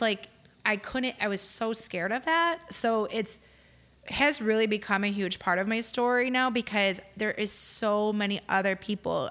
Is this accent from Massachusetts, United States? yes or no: no; Lansing, Illinois, United States; moved away as an adult; now in Crown Point, United States; my husband and I actually both grew up in Lansing.